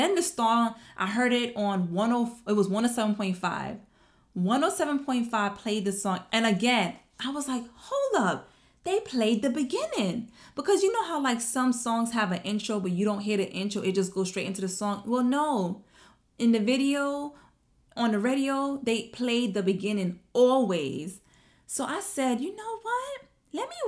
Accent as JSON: {"language": "English", "town": "New York City", "region": "New York", "country": "United States", "said": "I'm from Brooklyn"}